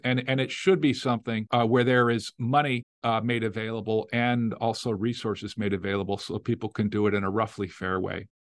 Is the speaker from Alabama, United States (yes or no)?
no; Las Vegas, Nevada, United States; now in Louisiana, United States; I grew up in Las Vegas. Uh, yeah, I'm third generation Las Vegas, you know, from Nevada.